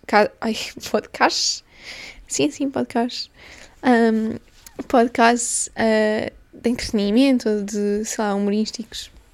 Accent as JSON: {"language": "Portuguese", "country": "Portugal", "first_language": "Portuguese", "moved": "as an adult", "lives_now": "London, United Kingdom", "said": "Eu venho de Portugal, eu sou portuguesa"}